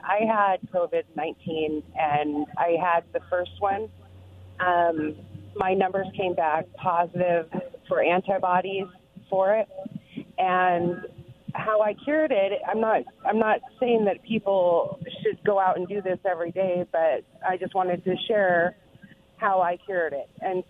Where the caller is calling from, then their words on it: Pasco, Washington, United States; from Pasco.